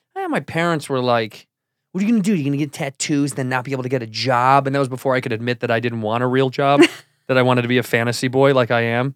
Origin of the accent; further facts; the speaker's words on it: Chicago, Illinois, United States; Chicago, my hometown